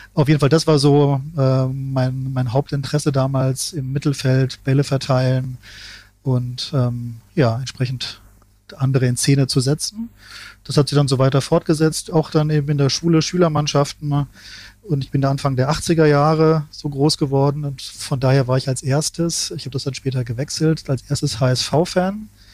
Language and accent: German; Ingelheim am Rhein, Rhineland-Palatinate, Germany; ich bin ja in Ingelheim am Rhein aufgewachsen, in einer mittelgroßen Stadt